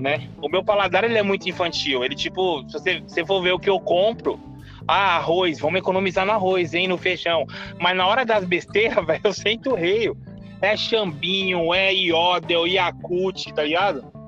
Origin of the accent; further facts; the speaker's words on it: Guaianazes, São Paulo, Brazil; Sou de Guaianazes